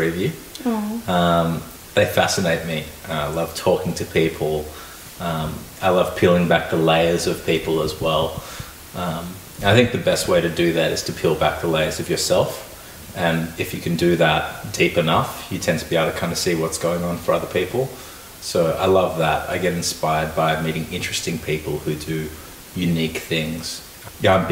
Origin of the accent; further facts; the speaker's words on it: Melbourne, Victoria, Australia; I grew up in Melbourne, not too far from here